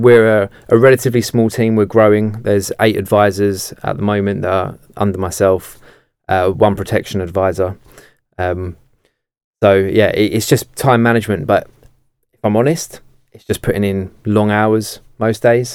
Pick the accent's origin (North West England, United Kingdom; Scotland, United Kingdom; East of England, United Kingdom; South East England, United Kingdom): South East England, United Kingdom; Kent; I'm from Kent